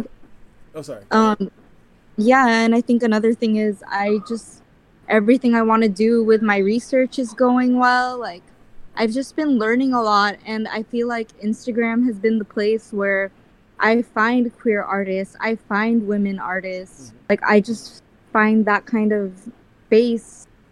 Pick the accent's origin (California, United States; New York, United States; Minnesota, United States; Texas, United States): California, United States; Bakersfield; accent: Filipino; the community of conservative Bakersfield